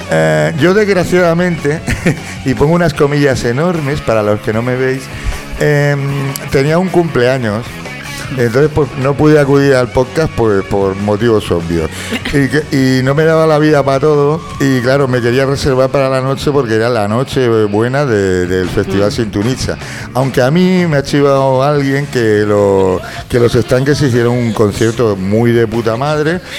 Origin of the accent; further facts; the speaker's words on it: Galicia, Spain; Ya, pero es que, pero yo soy gallego, tío, y no soy humorista.